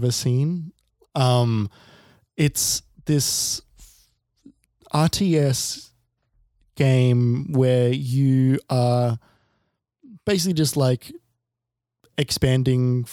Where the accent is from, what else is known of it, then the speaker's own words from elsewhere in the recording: Australia; we're both Australian